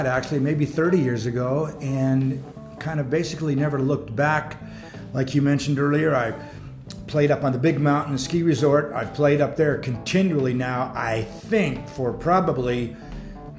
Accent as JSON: {"language": "English", "town": "San Francisco", "region": "California", "country": "United States", "tie": "born or raised there", "also_born_or_lived": "Santa Rosa, California", "moved": "as an adult", "lives_now": "Bigfork, United States", "said": "I was born in San Francisco."}